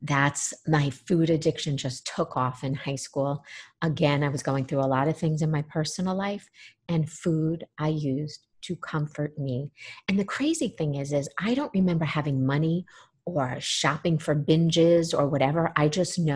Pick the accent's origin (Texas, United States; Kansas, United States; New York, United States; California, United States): New York, United States; moved away as an adult; also born or lived in Florida; I grew up in New York, came down to Florida to go to treatment. I was 21.